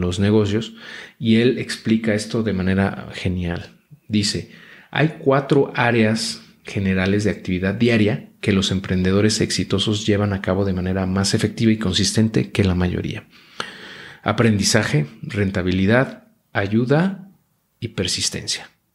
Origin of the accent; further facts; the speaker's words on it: Mexico; Luego nací en México